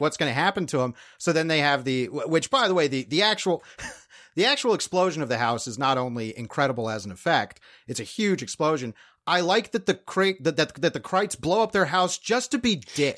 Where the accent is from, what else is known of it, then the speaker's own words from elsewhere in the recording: Fort Myers, Florida, United States; waitress in Fort Myers, Florida. And as a kid, I was, that is my hometown